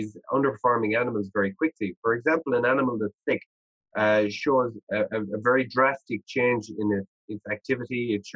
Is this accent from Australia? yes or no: no; Ireland; moved away as an adult; now in Canada; I grew up in Ireland and I knew every farmer in our region